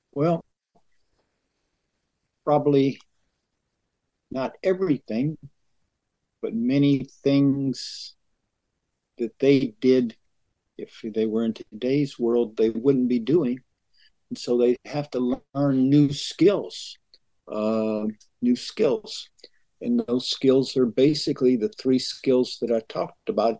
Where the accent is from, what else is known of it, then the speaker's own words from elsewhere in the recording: rural Western Georgia, United States; also born or lived in Atlanta, Georgia; I was raised in rural Georgia, rural Western Georgia